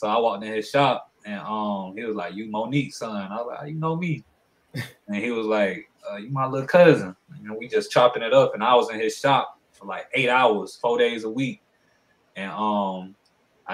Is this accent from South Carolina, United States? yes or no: yes; Aiken, South Carolina, United States; also born or lived in Augusta, Georgia; I'm from South Carolina. I was born in Augusta, Georgia, raised in South Carolina over here in Aiken in the 803.